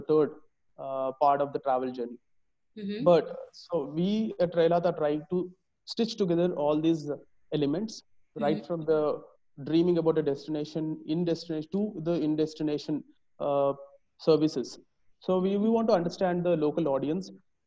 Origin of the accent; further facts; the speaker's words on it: Hyderabad, Telangana, India; also born or lived in Indore / Delhi; I hail from Hyderabad. All my schooling was in Hyderabad